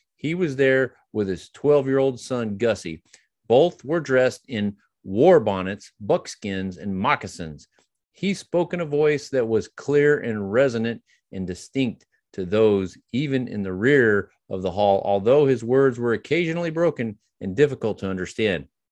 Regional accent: United States

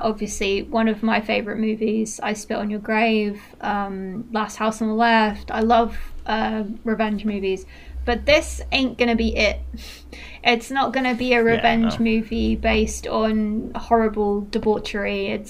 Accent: Manchester, North West England, United Kingdom; accent: Mancunian; I've lost a lot of my accent. I don't really sound Mancunian anymore. I wish I did.

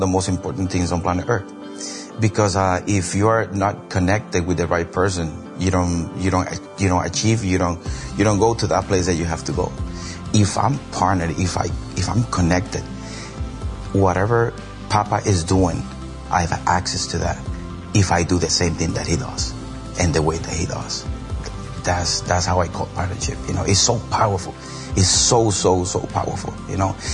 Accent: Puerto Rico; moved away; also born or lived in Boston, Massachusetts; I'm from Boston, Massachusetts, and I'm from the island of Puerto Rico

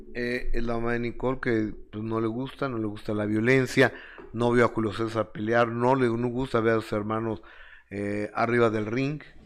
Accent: Mexico; yo soy mexicano

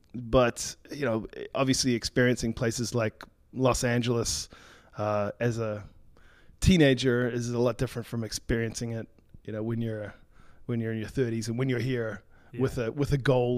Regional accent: New Zealand; In fact, I'm half American, half New Zealand. {S0} Oh. {S1} A New Zealander, yeah.

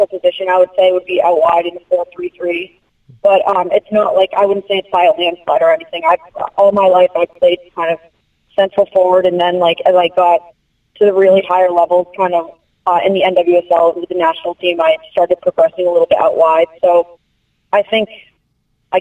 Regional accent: Boston, Massachusetts, United States; my hometown team

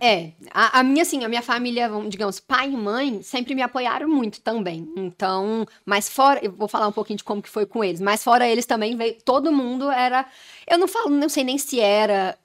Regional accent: Goiânia, Goiás, Brazil; sou de Goiânia

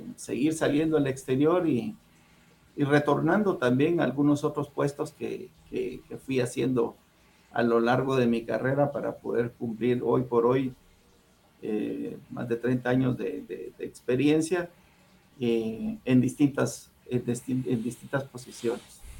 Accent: Guatemala City, Guatemala Department, Guatemala; moved away as an adult; also born or lived in Huehuetenango, Guatemala; now in Los Angeles, United States; yo soy originario de Huehuetenango, el departamento de Huehuetenango, Guatemala, ahí nací

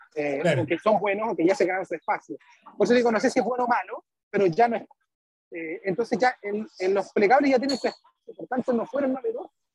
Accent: Chile; soy el único de Chile

